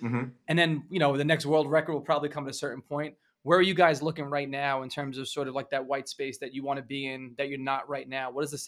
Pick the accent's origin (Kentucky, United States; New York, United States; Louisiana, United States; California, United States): New York, United States; I grew up in New York